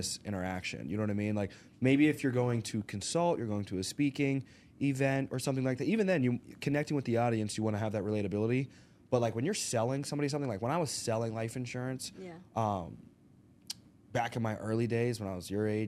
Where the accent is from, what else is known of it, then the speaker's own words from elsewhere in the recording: Arkansas, United States; moved away; We're originally from Arkansas, so I grew up, grew up in the country